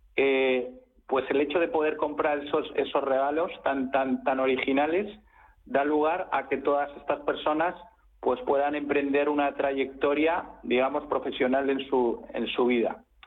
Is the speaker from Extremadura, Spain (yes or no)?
no; Madrid, Community of Madrid, Spain; yo soy madrileño de, puro cepa, de, tres generaciones. Soy un gato, un gato gato